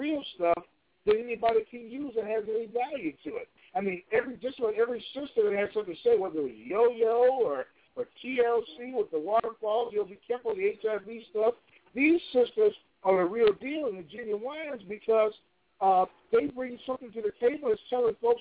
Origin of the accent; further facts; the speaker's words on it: Chicago, Illinois, United States; Chicago, my hometown